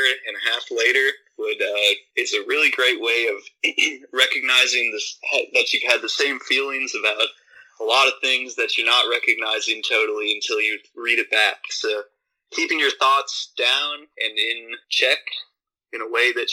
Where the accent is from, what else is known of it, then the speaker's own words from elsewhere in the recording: Minnesota, United States; I'm from Minnesota originally.